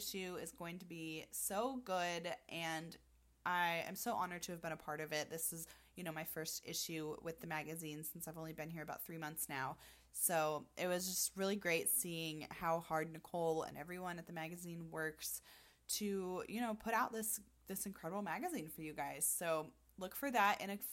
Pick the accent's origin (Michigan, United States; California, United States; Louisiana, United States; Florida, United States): Florida, United States; I am from Florida